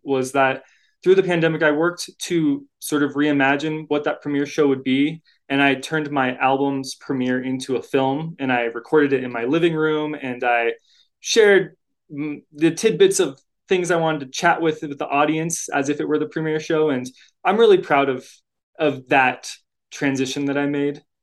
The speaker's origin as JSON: {"language": "English", "town": "Boulder", "region": "Colorado", "country": "United States", "lives_now": "Denver, United States", "said": "I'm from Boulder"}